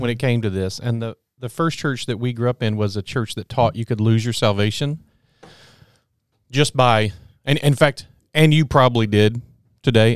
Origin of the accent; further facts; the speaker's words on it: Texas, United States; I'm from Texas